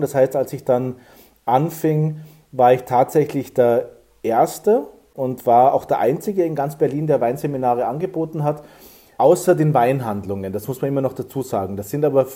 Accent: Saalbach-Hinterglemm, Salzburg, Austria; ich bin groß geworden in Zaalbach-Hinterglemm

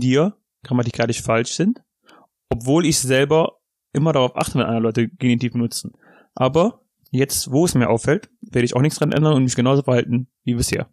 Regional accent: North Rhine-Westphalia, Germany; accent: Ripuarian dialect; meinem riparischen Dialekt

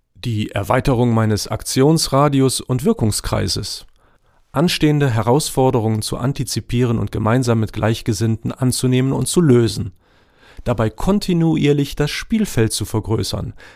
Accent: GDR, East Germany, Germany; Aufgewachsen in der DDR mit Eltern, die ein eigenes Unternehmen nach der Wende aufgebaut haben

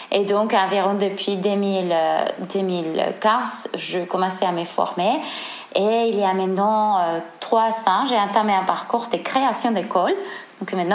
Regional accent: Seville, Andalusia, Spain; French is a second language; moved away as an adult; now in Marseille, France; mon accent, je suis espagnole, je viens de Séville. Euh, je suis arrivée en France en 2013. Euh, je vis à Marseille actuellement depuis 2013.

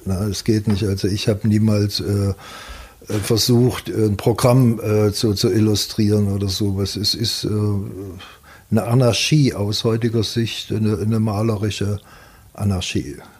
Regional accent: Leipzig, Saxony, Germany; moved away; wenn ich in Leipzig bin, äh, das hat mich geprägt äh, bis heute. Wenn, dann ist das Heimat.

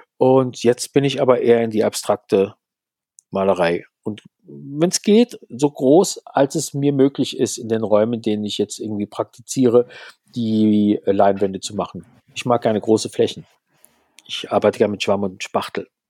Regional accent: Mannheim, Baden-Württemberg, Germany; also born or lived in Berlin; now in Pforzheim, Germany; Ich stamme ursprünglich aus Mannheim

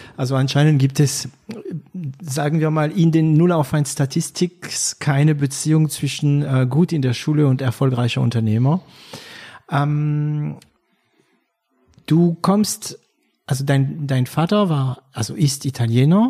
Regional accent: France; German is a second language; moved away as an adult; also born or lived in Germany; now in Berlin, Germany; Franco-Deutscher, ähm, begleitet, wobei ich bin, ich bin ein bisschen später nach Deutschland gekommen, ich war schon über zwanzig. Deswegen werde ich auch meinen Akzent

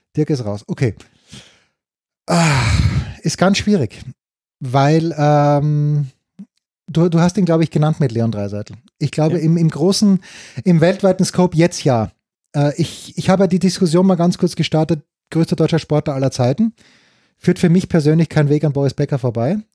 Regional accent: Austria; so bin ich einfach als Österreicher gepolt. Das ist halt, wie du es halt lernst von deinen Eltern

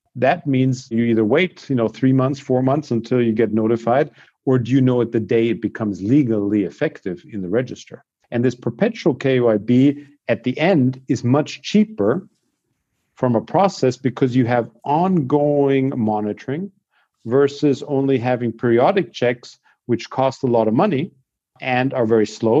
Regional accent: Austria; I grew up in Austria

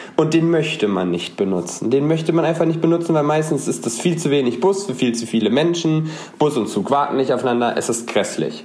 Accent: North Rhine-Westphalia, Germany; now in Aachen, Germany; quer durch NRW durch und bin dann direkt zu Hause

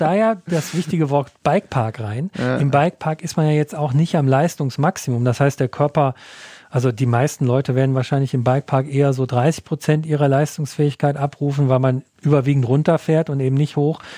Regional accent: Ruhr area, North Rhine-Westphalia, Germany; aus meiner Heimat im Ruhrgebiet

